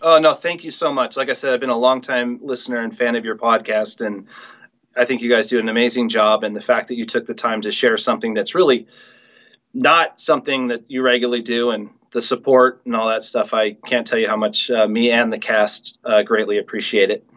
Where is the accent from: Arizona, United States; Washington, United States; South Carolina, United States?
Washington, United States; Mercer Island; growing up on Mercer Island, such a small place, you kind of grow up knowing everybody.